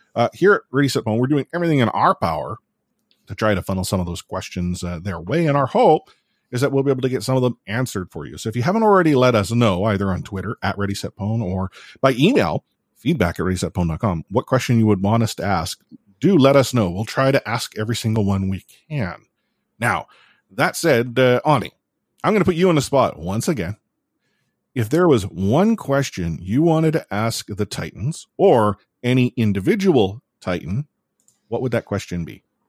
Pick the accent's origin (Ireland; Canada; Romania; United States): Canada; I'm Canadian